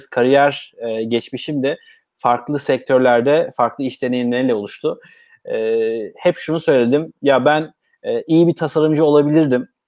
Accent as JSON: {"language": "Turkish", "region": "Bursa", "country": "Turkey", "tie": "born or raised there", "said": "E, ben Bursalıyım. E, Bursa doğumluyum. 1985 e, Bursa'da dünyaya geldim. Ailem de Bursalı."}